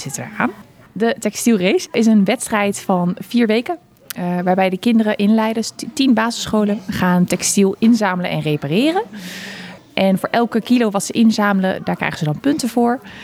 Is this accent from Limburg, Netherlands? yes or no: no; Eindhoven, North Brabant, Netherlands; ik kom uit Eindhoven